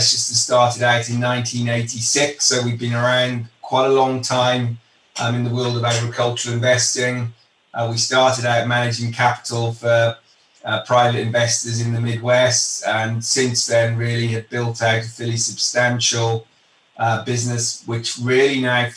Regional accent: United Kingdom; moved away as an adult; now in Chicago, United States; I'm from the UK originally

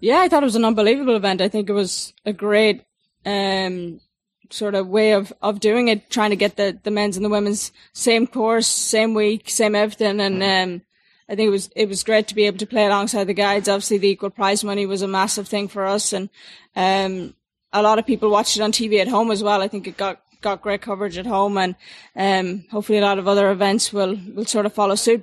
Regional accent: Ireland; back in Ireland, I, I came from Ireland

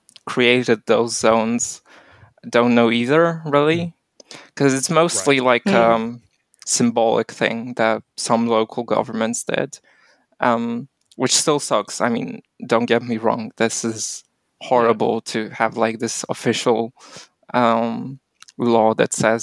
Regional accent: Warsaw, Masovian Voivodeship, Poland; I'm also from Warsaw. I'm not from any of those zones

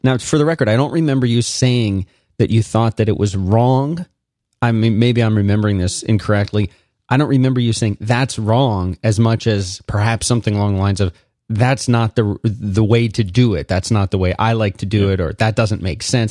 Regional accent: Philadelphia, Pennsylvania, United States; moved away as an adult; also born or lived in South Florida / Central Florida / Austin, Texas / Raleigh, North Carolina; I was born and raised in Philadelphia, Pennsylvania

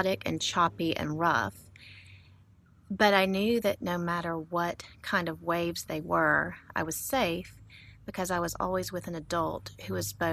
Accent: Montgomery, Alabama, United States; I grew up landlocked in Montgomery, Alabama.

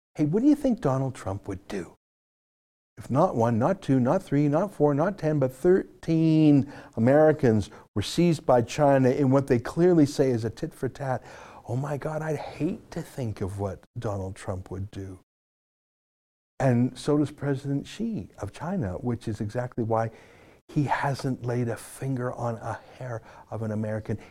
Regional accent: Canada; I'm a Canadian.

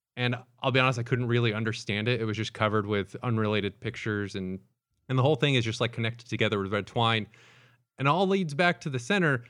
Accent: the South, United States; growing up in the South

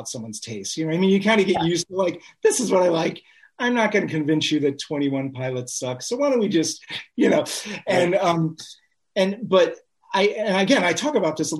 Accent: Cleveland, Ohio, United States; we came from Cleveland, all four of the original members from Cleveland area

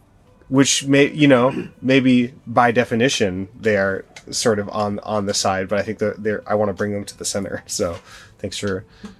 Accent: Portland, Oregon, United States; Portland, Oregon.

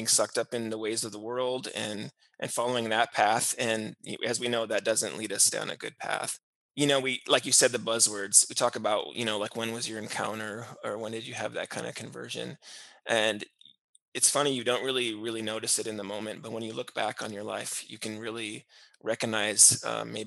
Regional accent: Schuyler, Nebraska, United States; also born or lived in Columbus, Nebraska; now in Duncan, United States; I grew up in Schuyler, Nebraska

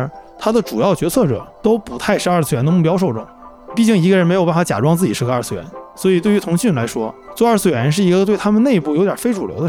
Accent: Northeast China, China; 就用我们东北话说是一个非常虎的事儿

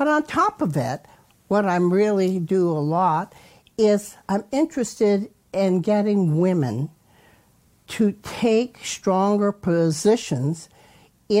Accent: West Rutland, Vermont, United States; now in Ohio, United States; I was born and raised in West Rutland, Vermont, which is a little village, about 3,000 people

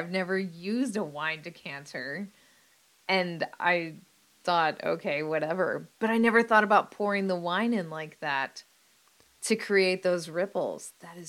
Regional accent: United States; I'm an American

